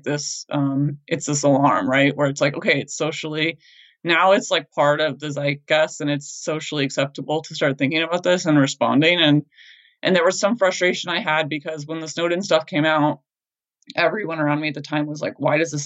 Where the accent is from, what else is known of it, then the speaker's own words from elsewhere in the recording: United States; as an American